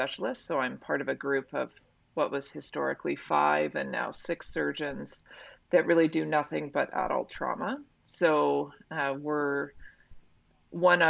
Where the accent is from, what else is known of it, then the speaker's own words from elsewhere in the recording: West Vancouver, British Columbia, Canada; I'm married to someone I've known my whole life and I grew up with in West Van.